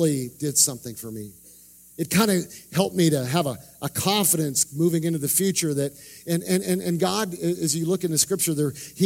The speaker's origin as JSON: {"language": "English", "country": "Canada", "tie": "born or raised there", "moved": "yes", "said": "I grew up in Canada."}